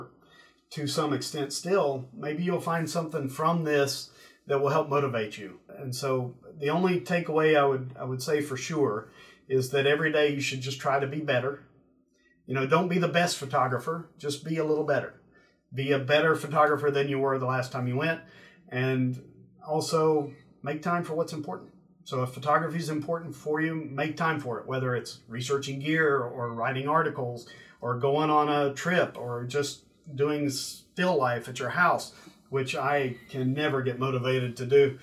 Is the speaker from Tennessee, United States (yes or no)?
yes; East Tennessee, United States; I'm from East Tennessee